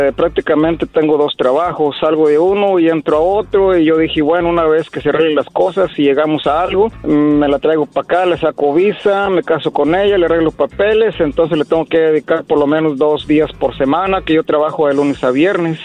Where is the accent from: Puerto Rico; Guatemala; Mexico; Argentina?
Mexico; Apatzingán, Michoacán; yo soy de Michoacán, de allá este de Apaxingán, Michoacán